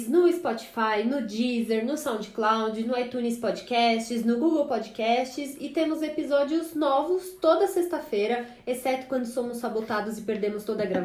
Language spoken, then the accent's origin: Portuguese; São Caetano do Sul, São Paulo, Brazil; E aí, na época, não tinha poupa-tempo em São Caetano, né? Lá na minha cidade, não tinha essas coisas.